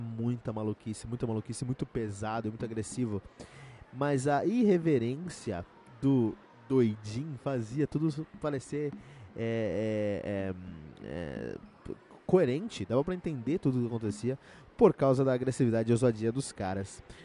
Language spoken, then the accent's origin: Portuguese; Cotia, São Paulo, Brazil; eu cresci em Cotia com muitos metaleiros ao meu redor